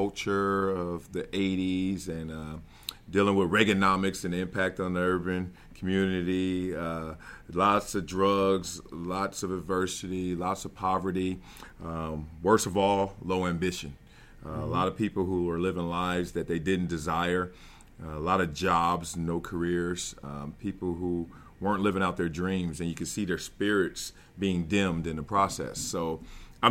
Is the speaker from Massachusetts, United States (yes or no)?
no; Los Angeles, California, United States; also born or lived in Compton, California; I'm from Compton, California, born and raised there till about the age of five, then moved to the South Central Los Angeles